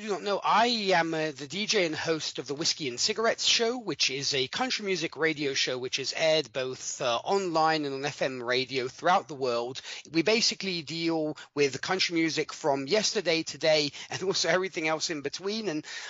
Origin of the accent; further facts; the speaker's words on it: Milan, Lombardy, Italy; I'm from Milan, Italy. I was born and raised here, though my accent might say different. But yes, I was born and raised over here in Italy. Lived here all my life.